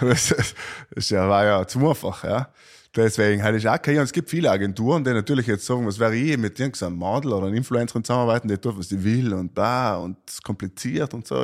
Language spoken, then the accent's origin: German; South Tyrol, Trentino-Alto Adige, Italy; Wir als Südtiroler